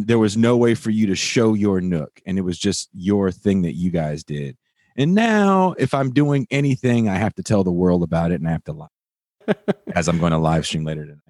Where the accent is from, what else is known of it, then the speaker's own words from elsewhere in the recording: Richmond, California, United States; I'm from the hood. I'm from the inner city. I'm from Richmond, California